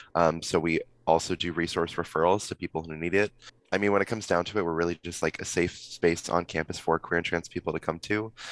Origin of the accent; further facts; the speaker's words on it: Simi Valley, California, United States; I'm from Simi Valley, so I don't know if either of you know, but it's kind of like a little little conservative town near Ventura